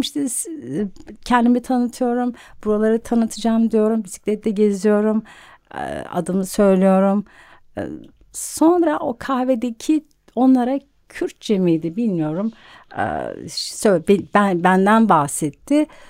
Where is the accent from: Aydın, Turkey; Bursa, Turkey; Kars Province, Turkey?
Bursa, Turkey; now in Istanbul, Turkey; çocukluğum Bursa'da geçti.